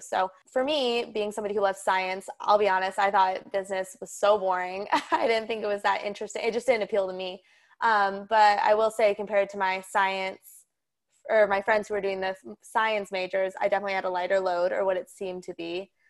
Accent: Colorado, United States; moved away as an adult; also born or lived in Nebraska; I'm from Colorado, and I've been living in Colorado since, obviously, I was born, lived in the same house, same school district

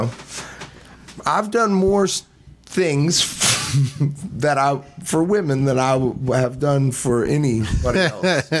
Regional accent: Missouri, United States; also born or lived in California; I'm from Missouri

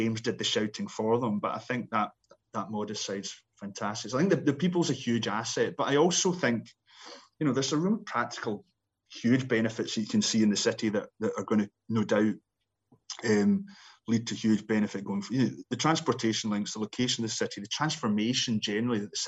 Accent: Scotland, United Kingdom; me being a Scotsman

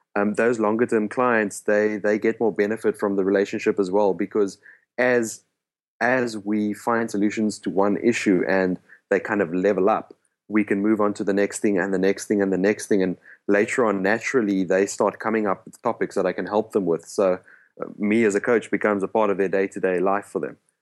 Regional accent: South Africa; first language Afrikaans; English is a second language; my native language is actually Afrikaans

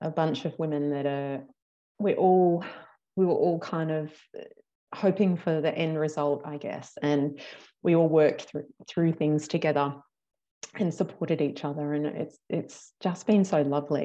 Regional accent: Australia; accent: Australian; my accent apparently isn't as strong as some other accents that are a bit further down the bottom of Australia

